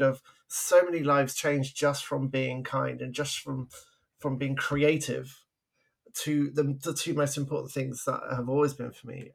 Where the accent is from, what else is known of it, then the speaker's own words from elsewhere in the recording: England, United Kingdom; now in Vancouver, Canada; I'm from England. I grew up in the 80s.